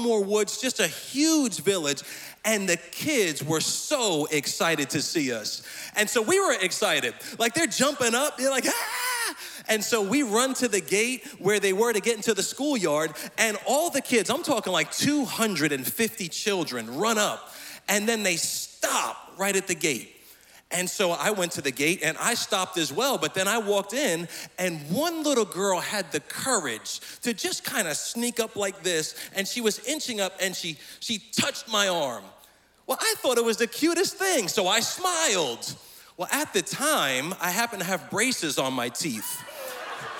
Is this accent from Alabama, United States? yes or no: no; Lindenhurst, New York, United States; moved away; I am from Lindenhurst, Long Island, originally